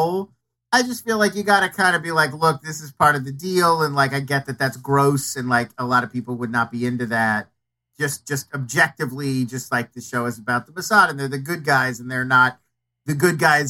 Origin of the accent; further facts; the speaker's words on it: United States; as an American Jew